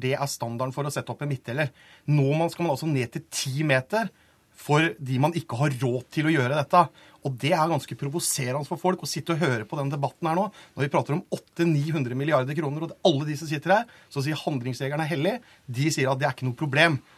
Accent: Telemark, Norway; jeg kommer fra Telemark

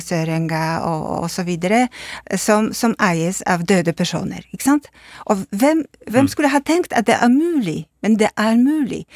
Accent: Poland; Norwegian is a second language; moved away; jeg er polsk

